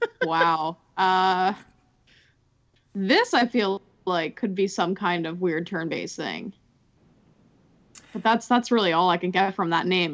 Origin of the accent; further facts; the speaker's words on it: Philadelphia, Pennsylvania, United States; I'm from Philadelphia.